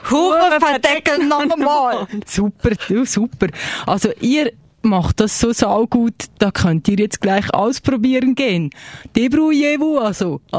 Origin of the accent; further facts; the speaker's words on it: Freiburg, Baden-Württemberg, Germany; Ich komme aus Freiburg. Ja, aus Deutschland.